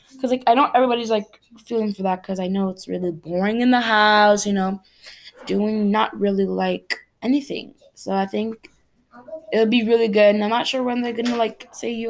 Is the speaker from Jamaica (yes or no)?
no; Cameroon; moved away; Cameroon, I'm from Cameroon in Africa